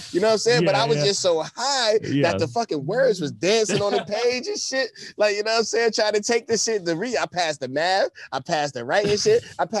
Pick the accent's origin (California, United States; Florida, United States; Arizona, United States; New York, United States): New York, United States; Buffalo; also born or lived in New Jersey; I was the only Buffalo kid that hung with them.